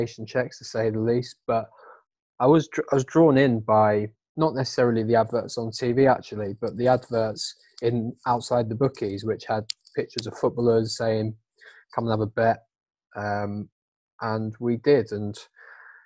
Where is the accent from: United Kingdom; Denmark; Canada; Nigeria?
United Kingdom; Downham Market, East of England; moved away as an adult; now in Manchester, United Kingdom; I'm originally from Norfolk, a town called Downham Market, small little town where everyone knew each other.